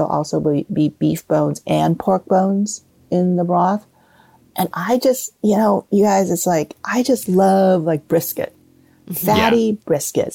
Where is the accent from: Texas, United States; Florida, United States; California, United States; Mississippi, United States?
California, United States; Southern; now in Northern California, United States; I live in Northern California, and I grew up in Southern California